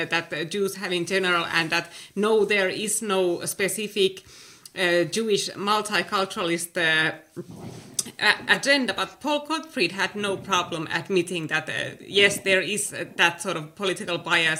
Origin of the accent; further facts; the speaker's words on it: Oulu, North Ostrobothnia, Finland; the University of Oulu, which is my hometown